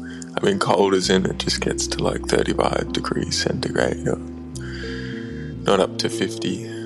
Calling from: Australia; I'm calling from Australia.

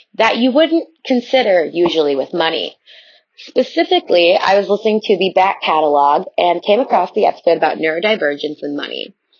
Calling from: Chicago, Illinois, United States; I'm calling from the Chicagoland area

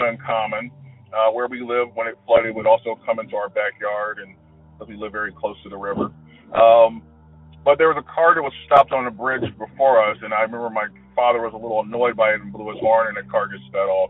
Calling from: Georgia, United States; I'm calling from Georgia

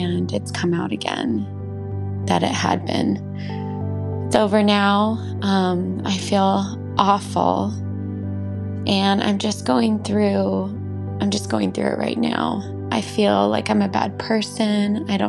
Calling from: California, United States

